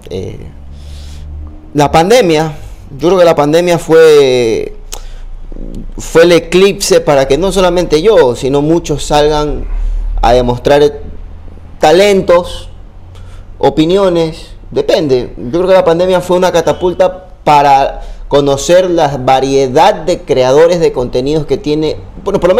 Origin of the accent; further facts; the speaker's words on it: Ecuador; Yo soy muy ecuatoriano, pero muy ecuatoriano. O sea, yo soy pro Guayaquil, pro yo pro Manaví, pro todo.